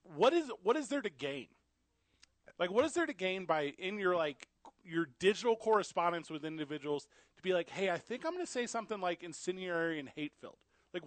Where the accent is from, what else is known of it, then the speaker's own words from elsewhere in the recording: Illinois, United States; also born or lived in Missouri; Because I'm from Illinois. I'm from Missouri.